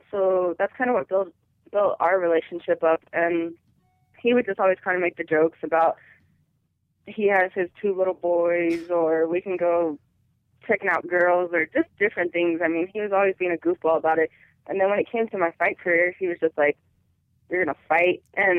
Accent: Colorado, United States

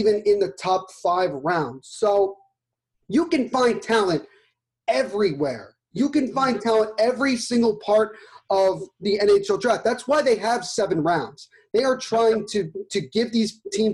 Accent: United States; I'm an American

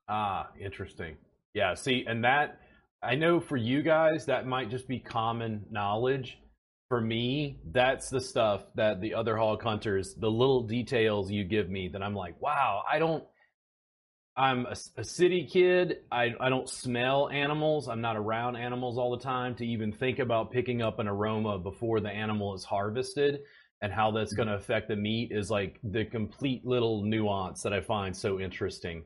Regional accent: Louisiana, United States; now in Austin, United States; I grew up in Louisiana, so we get like a huge amount of rainfall in South Louisiana and Baton Rouge

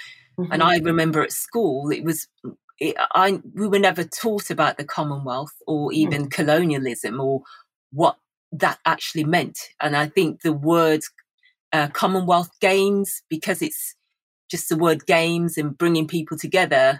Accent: Birmingham, West Midlands, United Kingdom; I have lived in Birmingham all my life. I was brought up in Aston, Chalmsley Wood

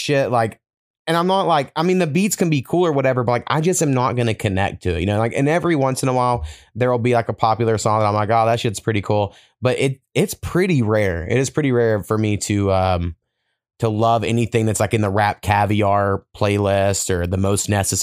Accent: Oklahoma, United States; I have this memory at 4 years old because I grew up in Oklahoma, so everyone loves fucking country music

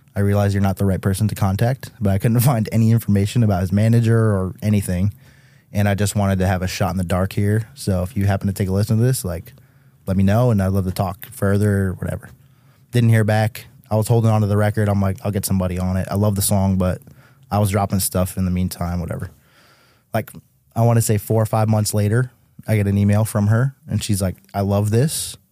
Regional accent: Chicopee, Massachusetts, United States; moved away as an adult; now in Los Angeles, United States; I'm from Mass

